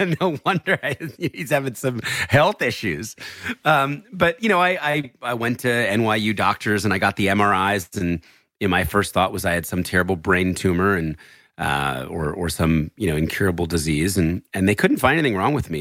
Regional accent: New Jersey, United States; born or raised there; also born or lived in Philadelphia, Pennsylvania

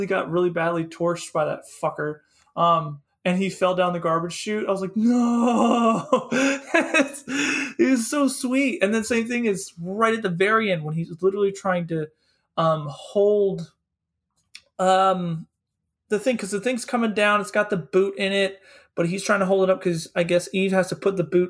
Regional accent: Philadelphia, Pennsylvania, United States; I'm from Philadelphia

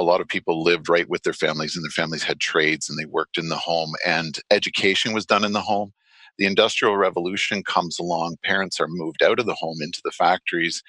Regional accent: Stratford, Ontario, Canada; I grew up in Stratford, Ontario

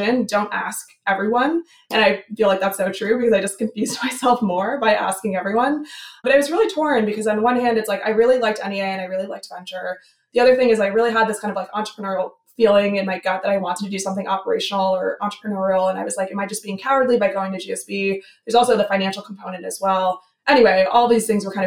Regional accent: New Jersey, United States; moved away; I grew up in New Jersey, kind of far away from that kind of culture.

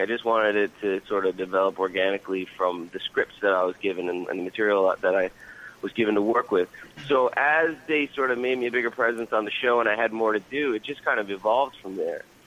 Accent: Newfoundland and Labrador, Canada; moved away as an adult; now in Vancouver, Canada; I'm from a little island in the Atlantic Ocean called Newfoundland

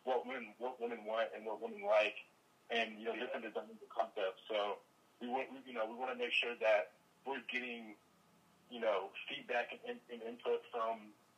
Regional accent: Nigeria; also born or lived in Sacramento, United States; I grew up in Nigeria. I was born in Nigeria, grew up partly in Nigeria, partly in Sacramento.

